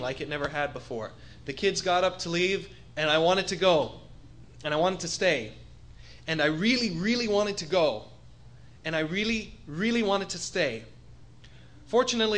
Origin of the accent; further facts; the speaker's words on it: Bahamas; moved away; I was born over in the Bahamas, just a little ways away from here, about a 40-minute plane ride